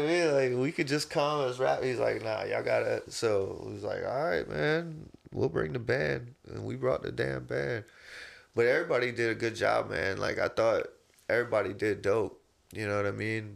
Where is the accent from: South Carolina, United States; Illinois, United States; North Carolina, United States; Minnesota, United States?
South Carolina, United States; I grew up in South Carolina, so I've always been a Clemson fan